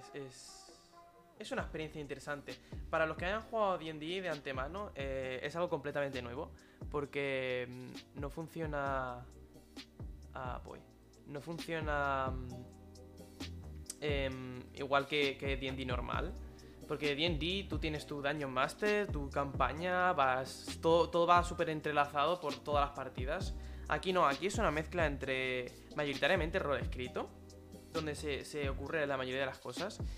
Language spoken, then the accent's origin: Spanish; Spain; nosotros somos españoles